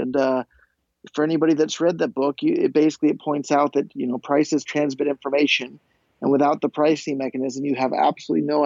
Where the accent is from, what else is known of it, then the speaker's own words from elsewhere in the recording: Silicon Valley, California, United States; growing up in Silicon Valley